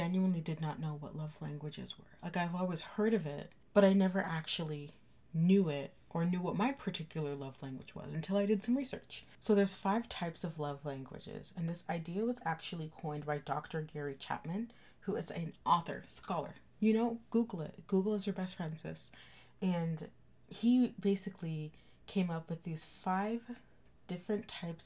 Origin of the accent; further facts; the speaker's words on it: Canada; I'm from Canada, and right now we're in a lockdown